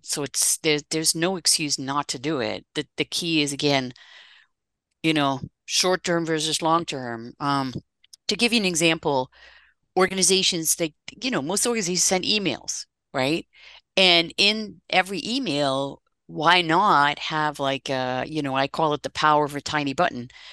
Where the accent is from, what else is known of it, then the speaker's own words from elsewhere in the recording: Netherlands; moved away as an adult; now in United States; I'm actually Dutch originally, and I'm celebrating 30 years in this country uh, this coming April and uh, so I moved here from the Netherlands.